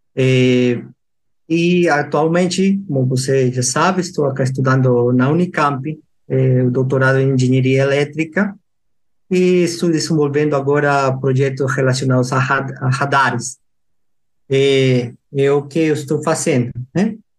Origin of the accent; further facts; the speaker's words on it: Lima, Peru; Portuguese is a second language; moved away as an adult; also born or lived in Piura, Peru; now in Jundiaí, Brazil; eu sou peruano, nasci em Lima